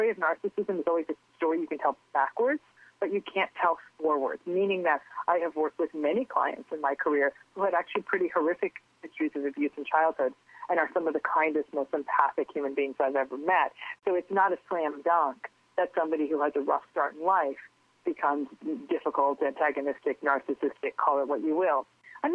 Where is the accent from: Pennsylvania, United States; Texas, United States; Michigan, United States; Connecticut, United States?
Connecticut, United States; also born or lived in Englewood, New Jersey / West New York, New Jersey; now in California, United States; I was born in Englewood, and I lived with my parents in West New York until I was, I think, like a year and a half, almost two, and then they moved to Connecticut.